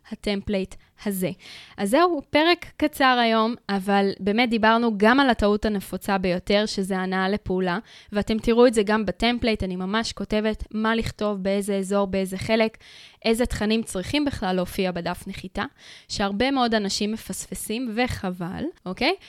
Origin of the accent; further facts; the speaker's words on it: Israel; אנחנו קהל ישראלי